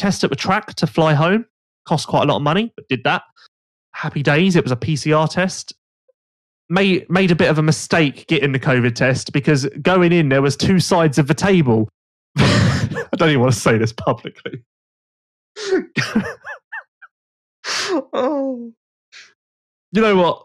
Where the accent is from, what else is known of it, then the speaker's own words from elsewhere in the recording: England, United Kingdom; I'm English. Like, I'm home now